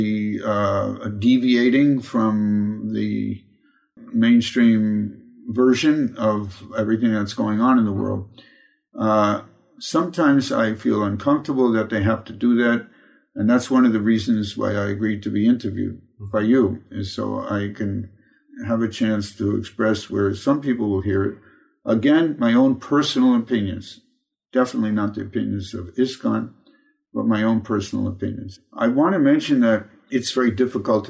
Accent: New York City, New York, United States; I was born in Brooklyn, New York

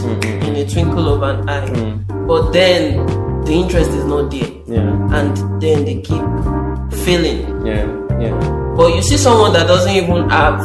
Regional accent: Ede, Osun, Nigeria; the part I'm from Osun State. Ede

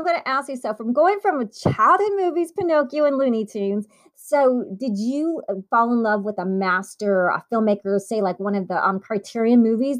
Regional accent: Italy; born there; by now you guys know I was born in Italy. My mom's Italian.

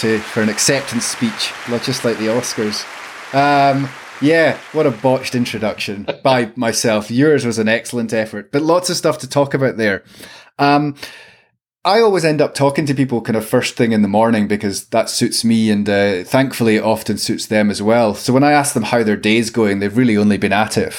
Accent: Glasgow, Scotland, United Kingdom; moved away as an adult; now in Edinburgh, United Kingdom; As a Glaswegian who lived there for probably about half my life so far

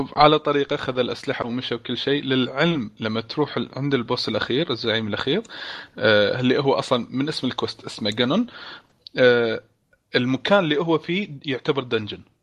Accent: Kuwait; عندنا بالكويت

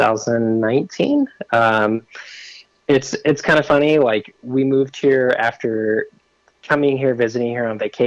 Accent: Redding, California, United States; moved away as an adult; now in Portland, United States; I'm originally from Redding, California

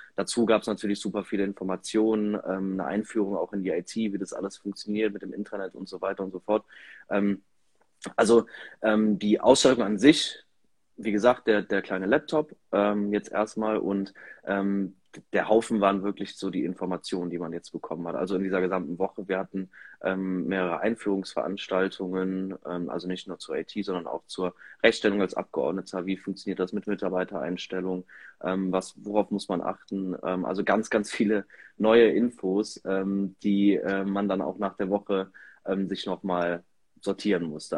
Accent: Erpel, Rhineland-Palatinate, Germany; hier in meinem Heimatort in Erpel im Gemeinderat

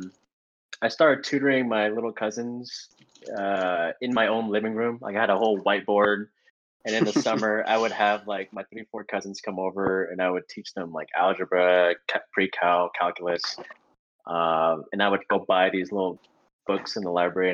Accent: Portland, Oregon, United States; born and raised in Portland. Grew up in the West throughout my life.

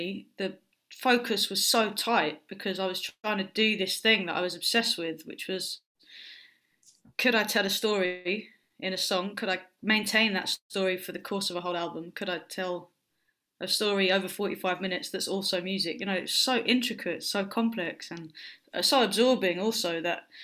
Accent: London, United Kingdom; where I grew up in South London, in Lewisham

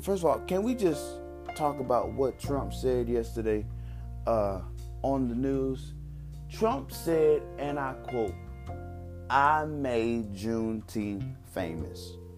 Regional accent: Texas, United States; I'm from Texas

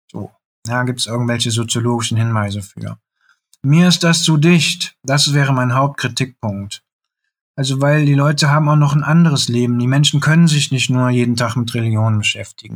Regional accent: Bergisches Land, North Rhine-Westphalia, Germany; moved away; als ich am Land noch gelebt habe, ich komme aus dem Bergischen Land

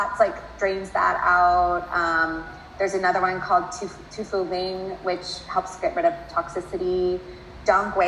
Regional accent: United States; I'm American

